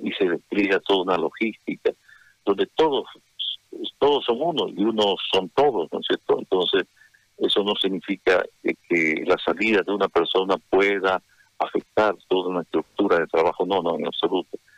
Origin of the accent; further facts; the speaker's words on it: Santa Cruz, Bolivia; a mi Santa Cruz, a mi patria, a mi Bolivia